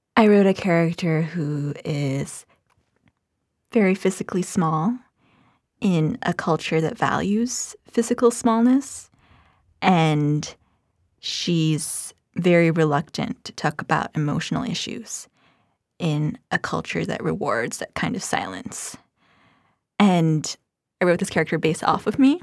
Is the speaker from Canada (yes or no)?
no; Philippines; moved away; I grew up in the Philippines